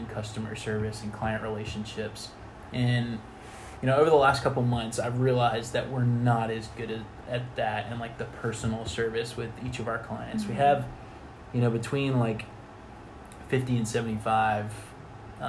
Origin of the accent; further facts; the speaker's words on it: Atlanta, Georgia, United States; I grew up in Atlanta